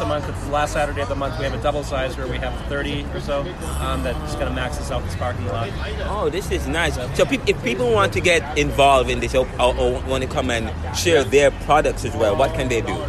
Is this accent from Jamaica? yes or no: yes; Jamaica; now in Philadelphia, United States; I am from Jamaica as well